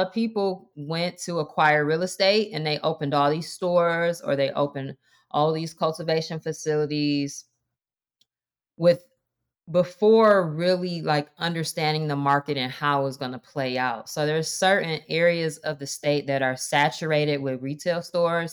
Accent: Detroit, Michigan, United States; moved away as an adult; I am born and raised in Detroit

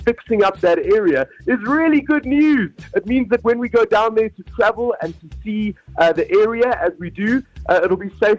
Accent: Johannesburg, Gauteng, South Africa; I am obviously from Joburg

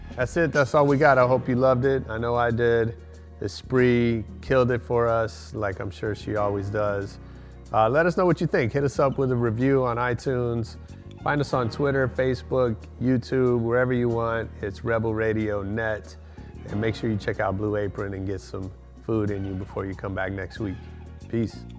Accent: San Francisco, California, United States; I grew up in San Francisco, taking the city bus everywhere

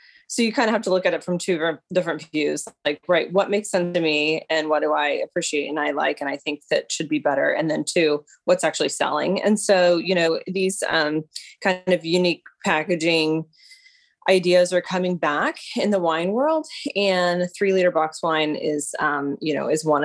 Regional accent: Lebanon, Missouri, United States; moved away as an adult; now in Tulsa, United States; So I'm from Lebanon, Missouri.

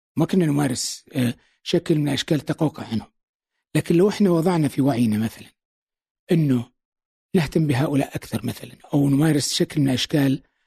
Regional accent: Saudi Arabia; moved away as an adult; now in United Arab Emirates; نحن كسعوديين

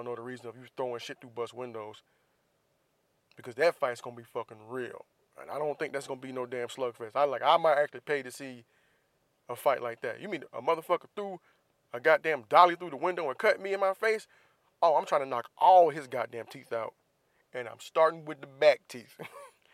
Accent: Florida, United States; I'm from Florida. We love crabs down there

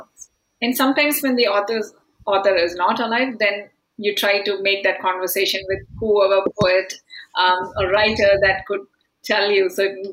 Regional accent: India; now in Canada; I'm from India.

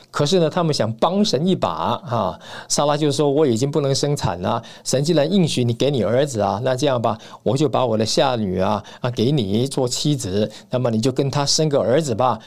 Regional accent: Taiwan; 在台湾这样的这个小岛上面呢，土生土长的

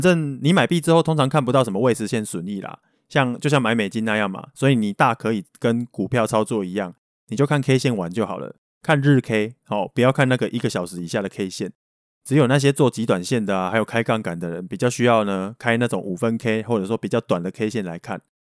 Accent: Taiwan; accent: Taiwanese Mandarin; first language Taiwanese Hokkien; Chinese is a second language; 我还有带有一点点台湾国语这样。我小时候是跟阿公阿嬷住的啦，然后从小就讲台语

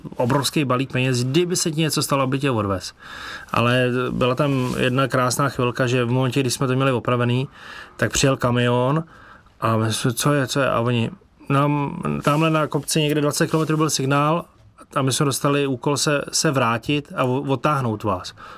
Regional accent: Czechia; Z Čech

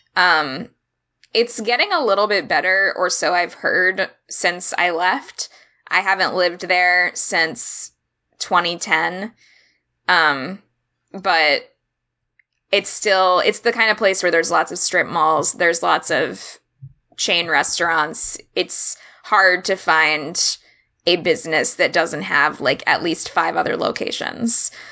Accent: Orlando, Florida, United States; moved away; also born or lived in Miami, Florida; I was born in Miami, but I only lived there for five years, and then I grew up for the rest of my life pretty much in Orlando

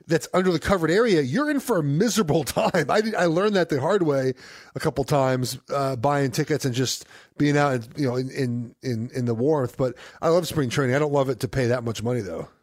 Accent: West Coast, United States; growing up on the West Coast

